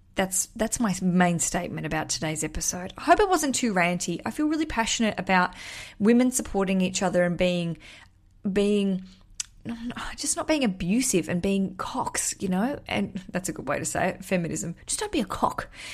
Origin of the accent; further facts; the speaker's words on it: Australia; moved away as an adult; now in London, United Kingdom; as an Australian living in London